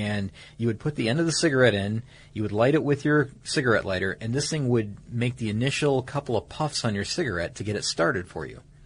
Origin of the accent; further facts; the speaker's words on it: Atlanta, Georgia, United States; my hometown here recently, mm-hmm. around Atlanta